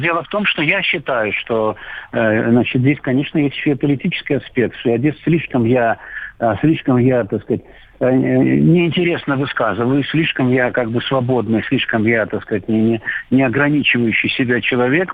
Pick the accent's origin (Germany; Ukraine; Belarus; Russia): Russia; я режиссер фильма, которого не, не показывается у меня на родине